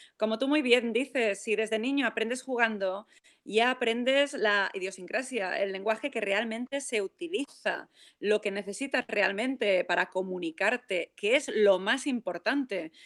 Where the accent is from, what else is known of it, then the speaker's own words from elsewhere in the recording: Palma, Balearic Islands, Spain; He nacido en Palma de Mallorca y mi madre es inglesa. Tengo la suerte que siempre mi madre me ha hablado en inglés. Me he criado en un ambiente internacional, me he criado en un hotel